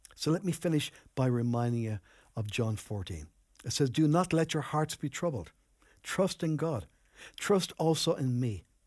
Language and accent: English; Enniscorthy, Leinster, Ireland; moved away as an adult; also born or lived in Newbridge, County Kildare; I grew up in Anniscorthy